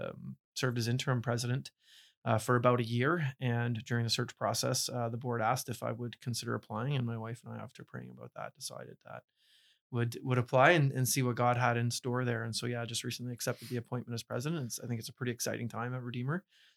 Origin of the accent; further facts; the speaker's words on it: Burlington, Ontario, Canada; So I grew up in Burlington, Ontario, and attended K to 12 Christian education schools, John Calvin Christian School in Burlington and Guido de Bray High School in Hamilton.